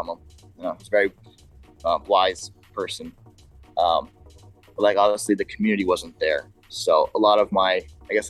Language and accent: English; Bahamas; I grew up in the Bahamas